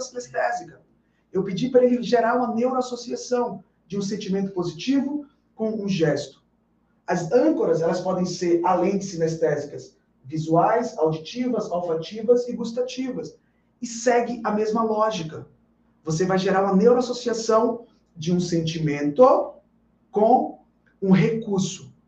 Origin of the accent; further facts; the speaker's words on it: Bahia, Brazil; Aqui na Bahia, na minha terra